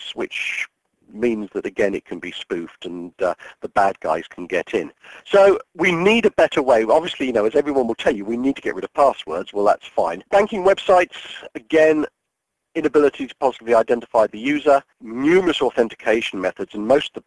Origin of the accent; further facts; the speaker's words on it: United Kingdom; I'm a British citizen.